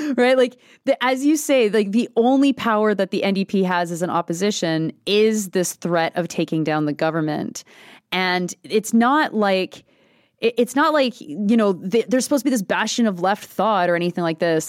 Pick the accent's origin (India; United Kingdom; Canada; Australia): Canada; Quebec; I come from Quebec